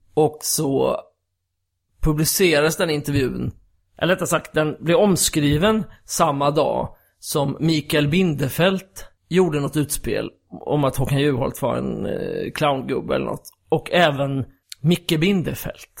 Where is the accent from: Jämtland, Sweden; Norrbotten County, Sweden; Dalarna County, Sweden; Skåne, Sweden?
Skåne, Sweden; also born or lived in Gothenburg; now in Stockholm, Sweden; när jag växte upp i Skåne då, jag har inte pratat om bred skånska själv